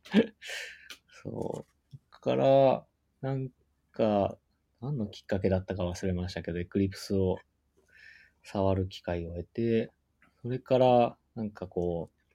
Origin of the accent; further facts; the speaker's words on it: Gifu, Japan; なんか、うん僕、地元岐阜なんですけど。